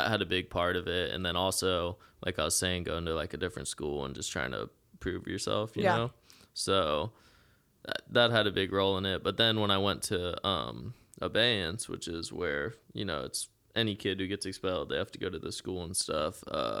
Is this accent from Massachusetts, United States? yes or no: no; Eau Gallie, Florida, United States; where me and my dad moved beachside because I grew up in Ogalley and stuff.